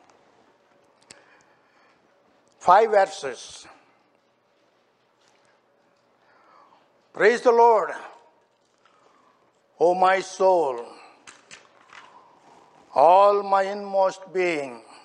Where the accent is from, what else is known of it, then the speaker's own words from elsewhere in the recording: India; moved away; I was born and raised in India.